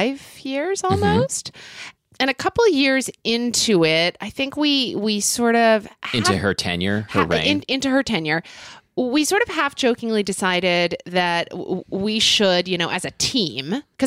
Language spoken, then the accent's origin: English; Oklahoma City, Oklahoma, United States; moved away; In Oklahoma City, Oklahoma, my hometown